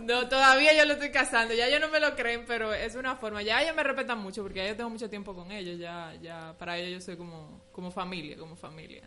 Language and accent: Spanish; Haina, San Cristóbal, Dominican Republic; moved away as an adult; now in Santo Domingo, Dominican Republic; nací en Jaina. Eh, ah, ok. Sí, pero ya no vivo allá, pero sí me crié, estudié y todo allá